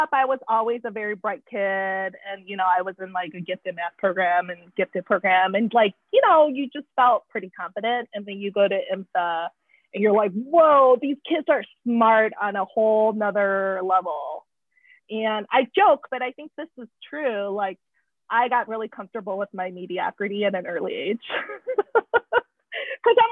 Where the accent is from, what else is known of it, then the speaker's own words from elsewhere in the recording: Chicago suburbs, Illinois, United States; also born or lived in Taiwan; growing up in the Chicago suburbs